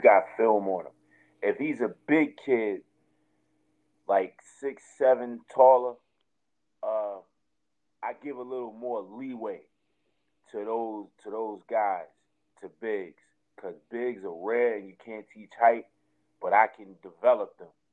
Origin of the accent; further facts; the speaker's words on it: Jersey City, New Jersey, United States; I'm from Jersey City. I'm from Martin Luther King Drive in Jersey City.